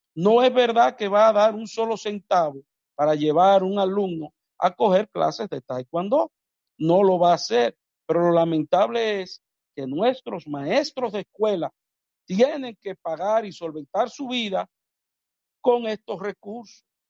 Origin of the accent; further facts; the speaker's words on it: Dominican Republic; en mi país, República Dominicana